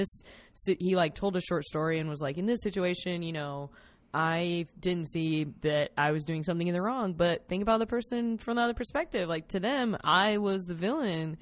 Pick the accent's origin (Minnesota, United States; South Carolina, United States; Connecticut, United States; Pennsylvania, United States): South Carolina, United States; I'm from South Carolina